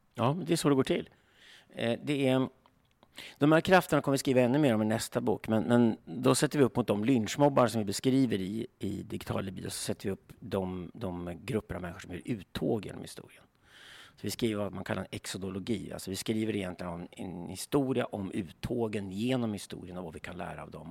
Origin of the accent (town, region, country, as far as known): Sweden